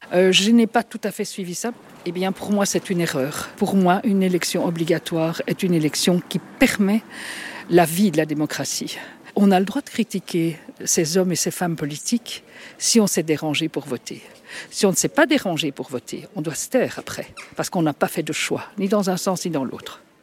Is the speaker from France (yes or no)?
no; Ittre, Wallonia, Belgium; je viens de Itran, Brabant-Wallon, donc de l'autre côté du Grenz